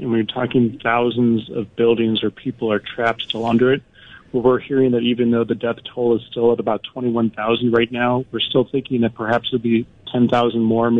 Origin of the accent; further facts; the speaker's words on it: Chicago, Illinois, United States; now in Istanbul, Turkey; I'm from Chicago. I love the snow. I miss it here. We're kind of Mediterranean weather over here.